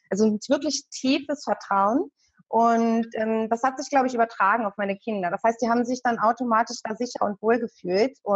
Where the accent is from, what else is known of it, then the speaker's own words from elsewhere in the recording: Hanover, Lower Saxony, Germany; also ich komme zwar aus Hannover und habe auch viele Jahre in Hannover gelebt, aber als ich dann mit den Kindern